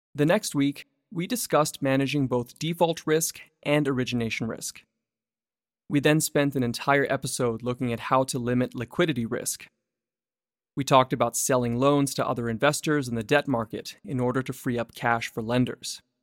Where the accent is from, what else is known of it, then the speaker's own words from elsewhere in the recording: Vancouver, British Columbia, Canada; Vancouver, my hometown.